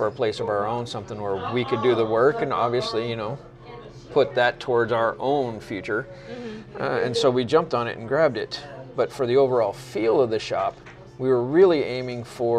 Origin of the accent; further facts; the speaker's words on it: Southern California, United States; now in Washougal, United States; I grew up in Southern California